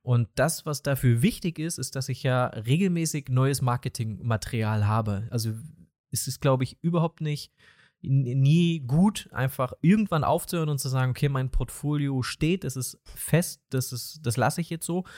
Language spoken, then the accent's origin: German; East Germany, Germany; accent: East German; mein ostdeutscher Dialekt